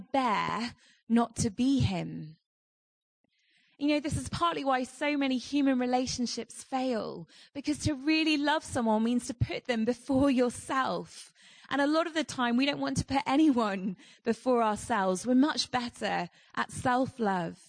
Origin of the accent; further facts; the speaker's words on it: United Kingdom; I'm not British enough to live in my own country